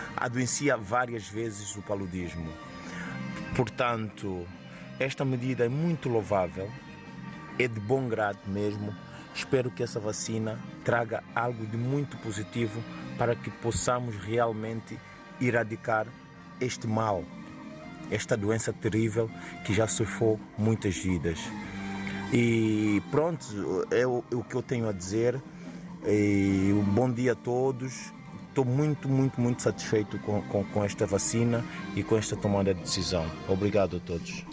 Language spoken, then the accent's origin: Portuguese; São Tomé & Príncipe; moved away; eu, eu como santomense que sou, o meu país